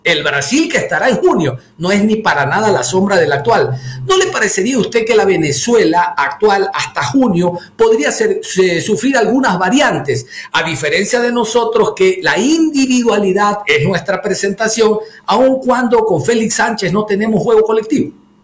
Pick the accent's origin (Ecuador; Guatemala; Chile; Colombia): Ecuador; como ecuatorianos